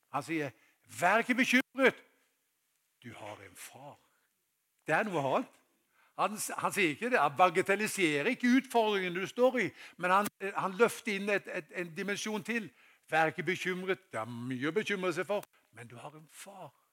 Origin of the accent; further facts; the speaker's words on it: Haugesund, Rogaland, Norway; moved away; da jeg var guttunge, tilbake til den tida jeg var i, eh, hjemme i Haugesund.